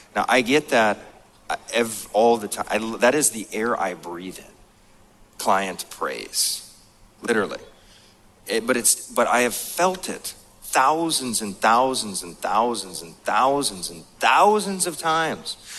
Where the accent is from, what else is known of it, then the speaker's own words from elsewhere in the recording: North Dakota, United States; moved away; I grew up in this mobile home, and I grew up in North Dakota